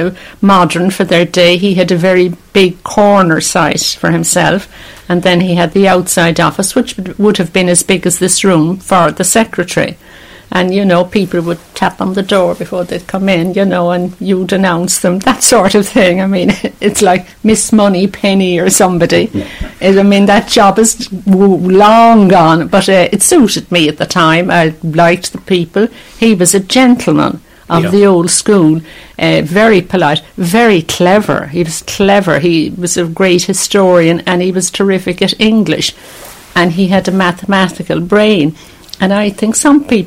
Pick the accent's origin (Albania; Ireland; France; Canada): Ireland; Cork, Munster; moved away; Cork City, it's Glasheen Road near UCC.